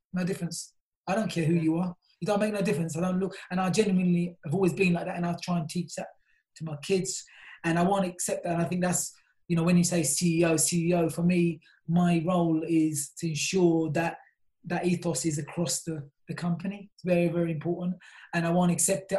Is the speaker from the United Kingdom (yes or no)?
yes; London, United Kingdom; I'm originally from South London